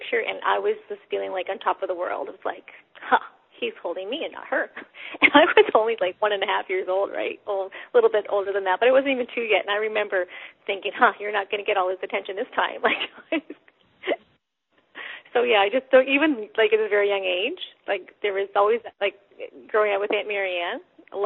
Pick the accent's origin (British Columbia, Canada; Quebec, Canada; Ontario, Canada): Ontario, Canada; London; I was born in London, Ontario, in Canada